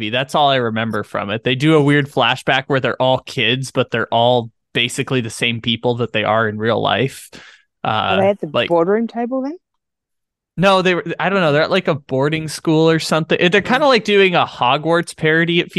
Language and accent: English; San Diego, California, United States; I did see Anchorman just because you know I'm from San Diego, so like I'm obligated to know.